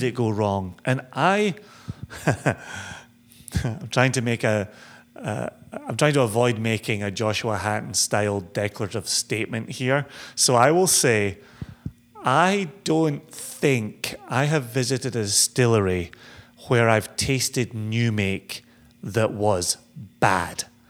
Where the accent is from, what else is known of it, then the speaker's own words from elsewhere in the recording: Scotland, United Kingdom; growing up in Scotland